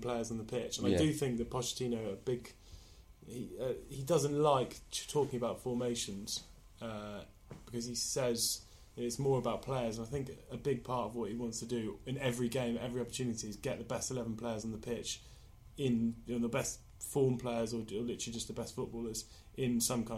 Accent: Oxford, South East England, United Kingdom; my hometown club, Oxford United

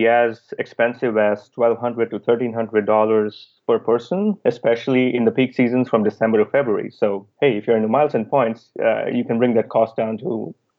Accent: India; when I was growing up in India

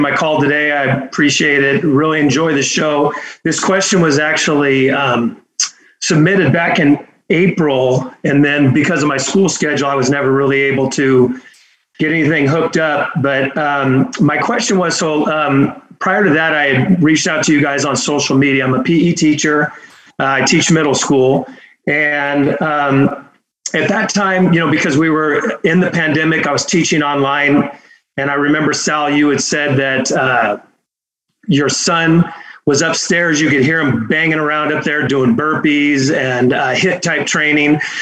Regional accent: Fremont, California, United States; now in Fresno area, United States; I, I grew up, uh, in, in Fremont, so, uh, I was, I was right up over there

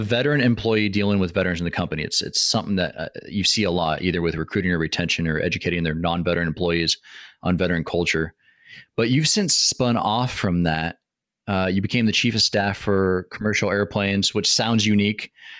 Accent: Washington, United States; you live in my home state in Washington.

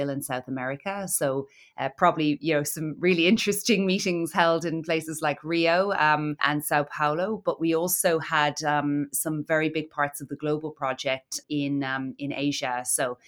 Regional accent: Cork, Munster, Ireland; accent: Irish; moved away as an adult; also born or lived in Dublin / Italy / London; in Ireland, as maybe you can tell from my accent. I was born in Cork

